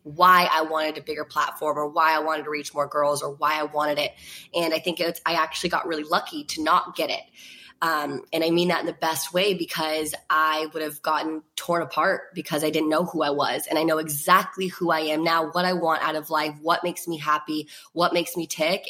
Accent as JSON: {"language": "English", "region": "Virginia", "country": "United States", "tie": "born or raised there", "said": "I was with uh, like all my best friends from Virginia, which like thank God I was with them, like my hometown friends"}